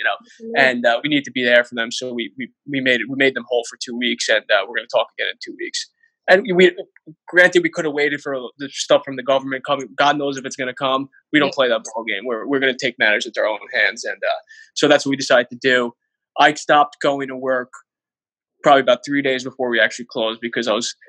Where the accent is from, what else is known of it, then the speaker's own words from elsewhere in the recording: Bergen County, New Jersey, United States; now in Weehawken, United States; we're from Bergen County